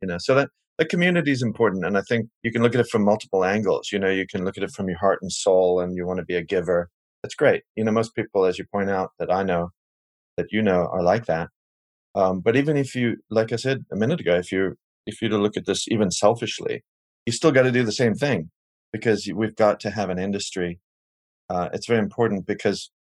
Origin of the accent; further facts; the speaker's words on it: Cape Town, Western Cape, South Africa; moved away; I grew up in Cape Town, South Africa, and it was during the apartheid era